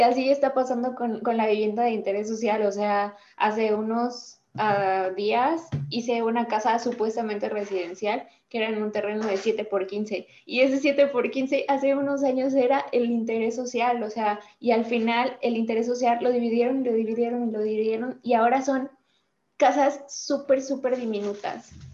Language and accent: Spanish; Querétaro, Mexico; soy del estado de Querétaro